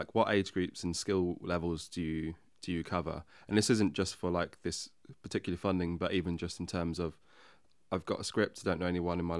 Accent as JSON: {"language": "English", "region": "Midlands", "country": "United Kingdom", "lives_now": "London, United Kingdom", "said": "So I think when I moved to London from the Midlands, I didn't know anyone at all, but I wanted to make films because I'd literally just moved there, so I had no network, full stop."}